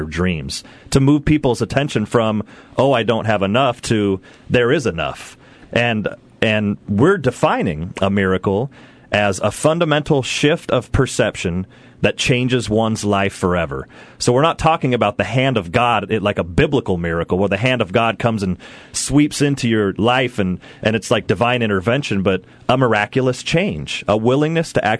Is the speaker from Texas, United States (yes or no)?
no; Seattle, Washington, United States; moved away; I'm from Seattle, so I came back out here